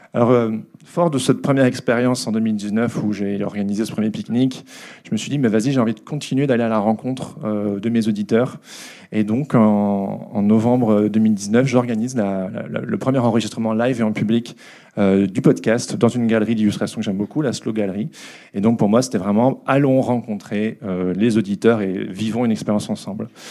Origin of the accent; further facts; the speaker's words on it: Belgium; je suis belge